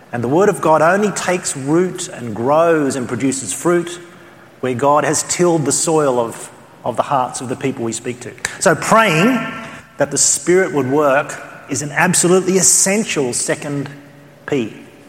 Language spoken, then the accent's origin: English; Australia; accent: Australian; my Australian accent